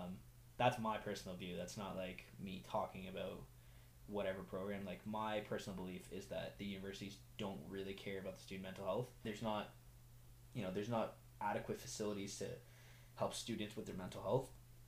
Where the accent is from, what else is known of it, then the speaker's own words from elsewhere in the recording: Ottawa, Ontario, Canada; also born or lived in Iran / Toronto / Alliston; I was born in Iran, and then we immigrated to Canada when I was 6. Lived in Ottawa. First we were in Toronto, then in Ottawa.